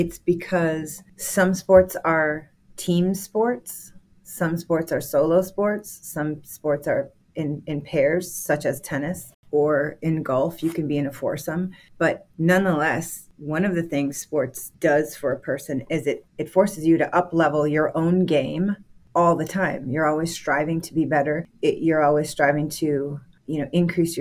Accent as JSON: {"language": "English", "town": "Green Bay", "region": "Wisconsin", "country": "United States", "tie": "born or raised there", "moved": "yes", "lives_now": "Atlanta, United States", "said": "I grew up in Green Bay, Wisconsin."}